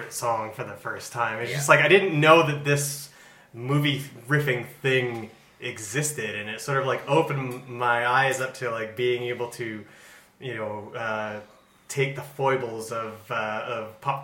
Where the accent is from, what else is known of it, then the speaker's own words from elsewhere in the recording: Canada; I'm Canadian